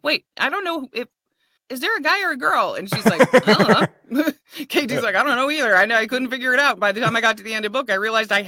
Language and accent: English; California, United States; I'm Californian.